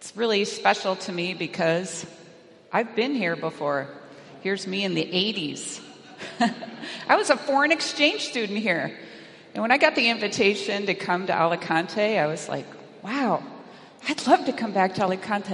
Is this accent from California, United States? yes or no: yes; California, United States; I'm from California